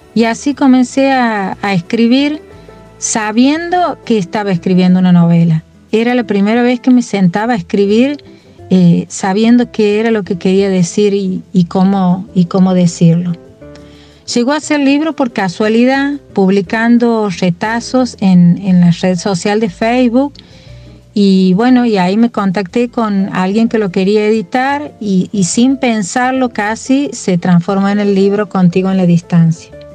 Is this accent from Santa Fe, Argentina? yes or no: no; Santiago del Estero, Argentina; now in Córdoba, Argentina; me defino como santiagueña. Yo creo que ese es eh, el lugar de donde, de donde vengo y al que vuelvo siempre